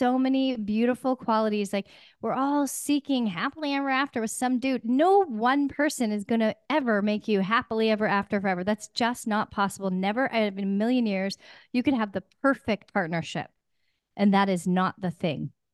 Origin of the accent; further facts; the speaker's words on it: Pacific Northwest, United States; I'm from the Pacific Northwest